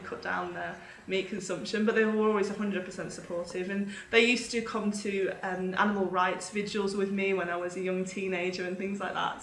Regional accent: United Kingdom; moved away as an adult; now in Australia; So I'm originally from the UK. You can probably tell from my accent I'm not a full Aussie

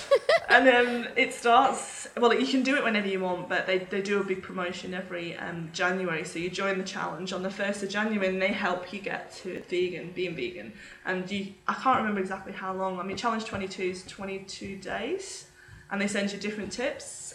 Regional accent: United Kingdom; moved away as an adult; now in Australia; So I'm originally from the UK. You can probably tell from my accent I'm not a full Aussie

